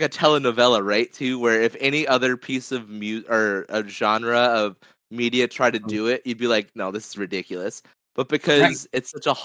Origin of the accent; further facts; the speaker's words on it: United States; speaking as a Filipino American